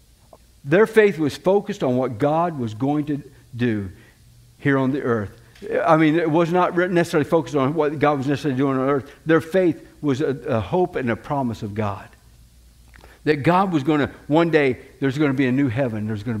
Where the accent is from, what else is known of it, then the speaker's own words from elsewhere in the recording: Florida, United States; moved away as an adult; now in Manchester, United States; I was born in Florida. I'm going to die in Florida